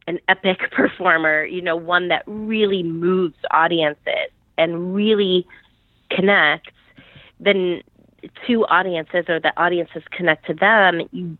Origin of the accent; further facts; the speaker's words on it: Chicago suburbs, Illinois, United States; now in New York, United States; I grew up in the Chicago suburbs